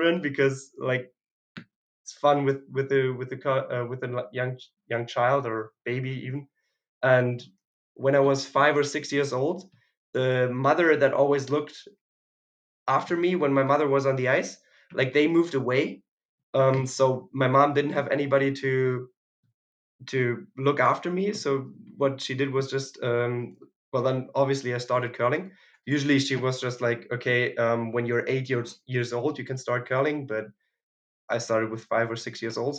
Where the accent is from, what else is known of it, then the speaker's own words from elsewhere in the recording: Rastatt, Baden-Württemberg, Germany; also born or lived in Winnipeg; I'm from Rastatt, which is a city in close to the French border in Germany, like southwest